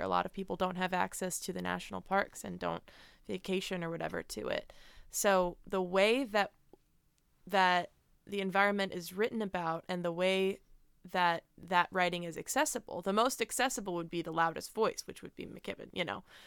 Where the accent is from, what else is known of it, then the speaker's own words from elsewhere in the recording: Middletown, New Jersey, United States; moved away as an adult; also born or lived in New York; now in Phoenix, United States; Growing up in Jersey